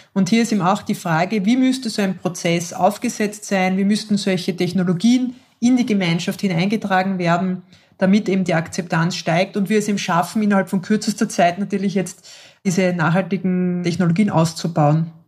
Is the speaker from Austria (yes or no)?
yes; Austria; Bei uns in Österreich sind wir alle automatisch Organspenderinnen